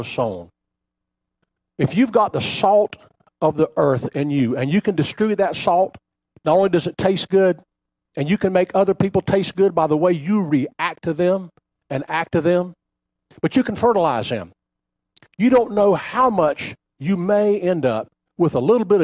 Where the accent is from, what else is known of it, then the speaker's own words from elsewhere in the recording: Bunnell, Florida, United States; as a young boy growing up in Bunnell, they had an ice house